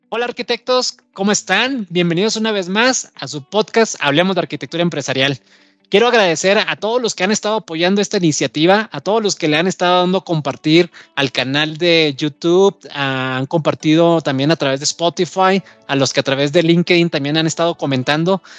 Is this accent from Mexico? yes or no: yes; Mexico